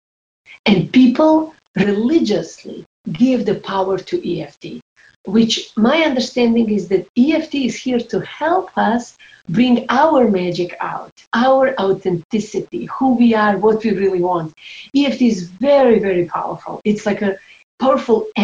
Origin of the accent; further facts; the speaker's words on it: Croatia; moved away; also born or lived in New York; I was 15 years old when war started in my home country, Croatia